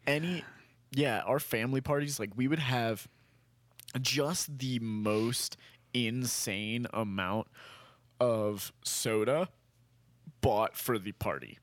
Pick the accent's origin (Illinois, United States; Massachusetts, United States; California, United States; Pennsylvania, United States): Pennsylvania, United States; Lancaster; moved away; this is from my hometown